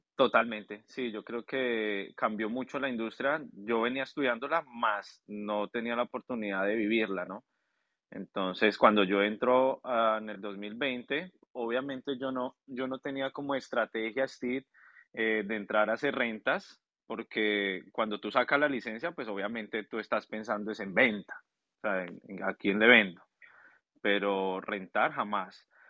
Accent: Colombia; now in Orlando, United States; Yo soy colombiano

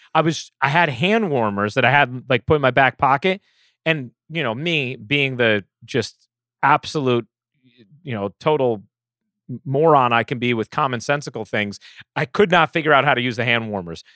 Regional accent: New York, United States; growing up in New York

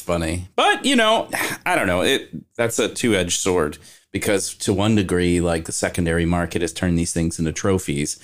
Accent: Kentucky, United States; moved away; I'm actually from Kentucky

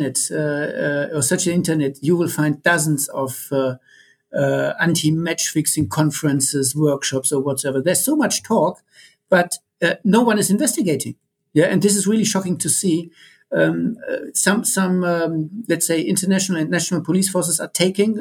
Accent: Germany; I'm coming from Germany

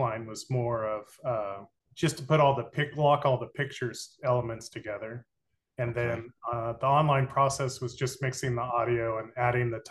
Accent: Dallas, Texas, United States; moved away; I grew up in Dallas and mainly like parking lots.

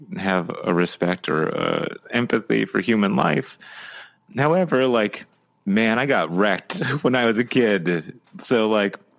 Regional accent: California, United States; now in Oregon, United States; when we first moved down to California, the 94 earthquake happened and I was about 10

